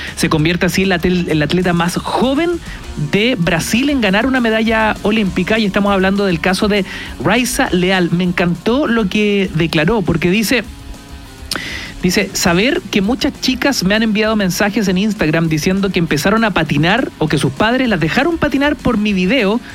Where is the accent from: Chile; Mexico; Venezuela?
Chile; aquí somos todos chilenos